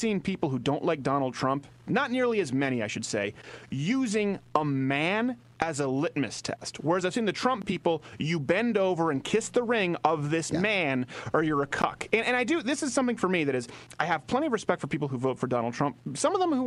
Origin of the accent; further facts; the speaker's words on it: Montreal, Quebec, Canada; moved away; we were raised in Montreal